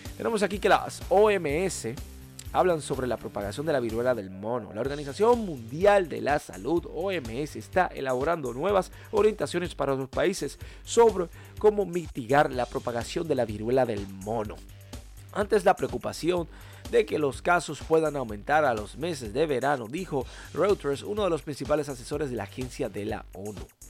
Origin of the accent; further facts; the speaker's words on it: Dominican Republic; en mi país, República Dominicana